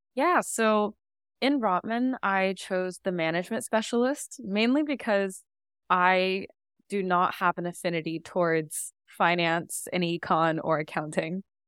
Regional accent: Seattle, Washington, United States; moved away as an adult; now in Toronto, Canada; I grew up in Seattle, and that's where I spent literally my entire life

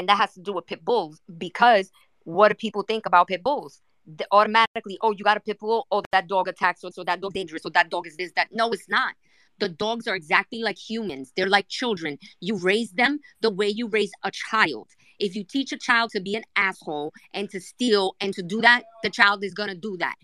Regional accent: New York City, New York, United States; accent: New York; Yes, I talk like this. I'm from New York. I've got an accent.

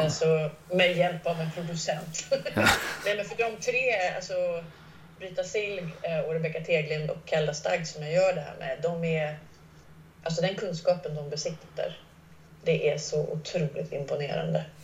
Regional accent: Gothenburg, Västra Götaland, Sweden; moved away; also born or lived in Askim / Stockholm; Jag växte upp utanför Göteborg i de sydvästra förorterna

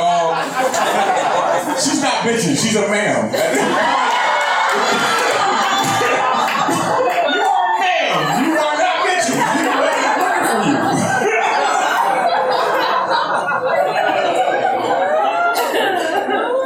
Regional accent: Portland, Oregon, United States; I grew up here. I was born here. I was raised in North Portland.

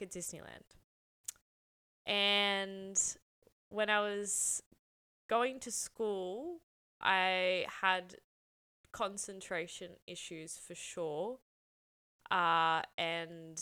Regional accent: Sydney, New South Wales, Australia; I grew up in Southwest Sydney

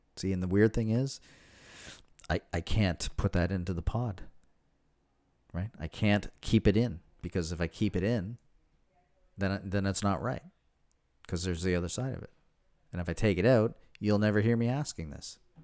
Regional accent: Prince Edward Island, Canada; now in Toronto, Canada; when I was growing up in Prince Edward Island

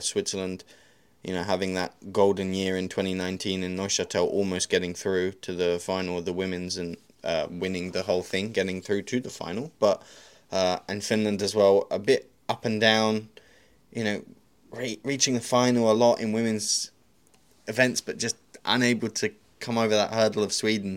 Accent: United Kingdom; You could be British like me

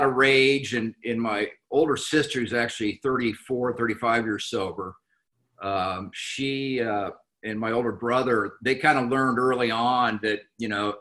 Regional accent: Anaheim, California, United States; I was born and raised in Anaheim, California

